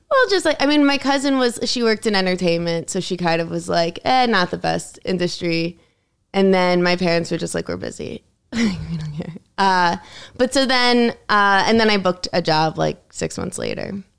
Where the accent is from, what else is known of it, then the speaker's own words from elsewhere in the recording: Connecticut, United States; also born or lived in New York City; my school was in Connecticut